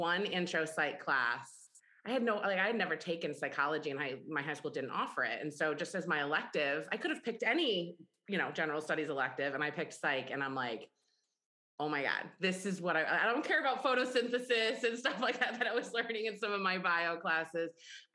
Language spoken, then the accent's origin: English; Ithaca, New York, United States; I grew up in Ithaca, New York